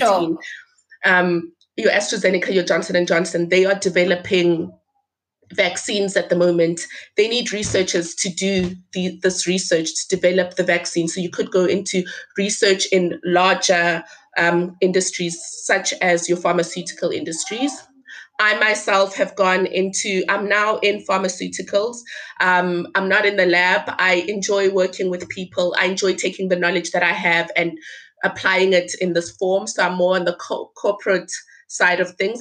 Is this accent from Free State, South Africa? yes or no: no; Limpopo, South Africa; my village, the village where I was born